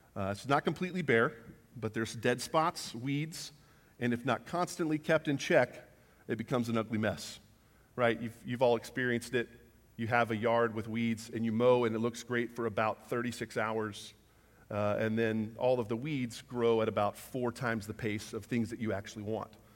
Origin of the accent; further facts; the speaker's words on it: Huffman, Texas, United States; we grew up, uh, just outside of Houston, a little town called Huffman, Texas